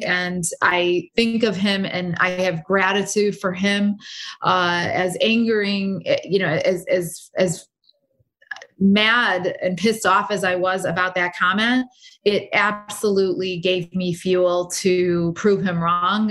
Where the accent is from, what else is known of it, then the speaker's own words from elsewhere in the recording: United States; I'm American